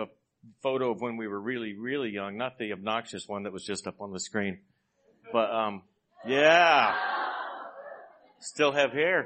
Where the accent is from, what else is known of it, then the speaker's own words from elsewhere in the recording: Texas, United States; moved away; also born or lived in Iowa; I was born and raised in Texas, went to Iowa